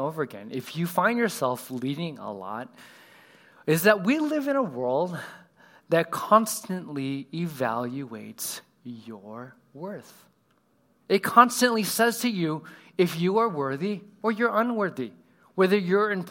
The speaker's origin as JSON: {"language": "English", "region": "Southern California", "country": "United States", "tie": "born or raised there", "said": "I grew up in California. I don't know if anybody else has Southern California roots"}